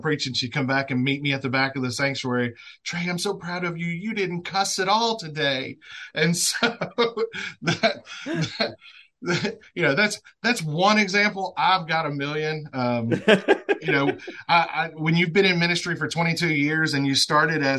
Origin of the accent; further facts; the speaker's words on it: Northeast Louisiana, United States; Northeast Louisiana, where I'm at. Started in the fields when I was 11 years old